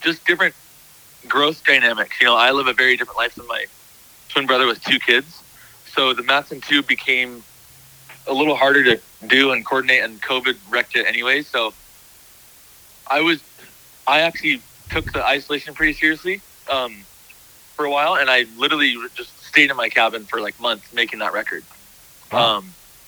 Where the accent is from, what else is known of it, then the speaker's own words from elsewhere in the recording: Encinitas, California, United States; we're all from Encinitas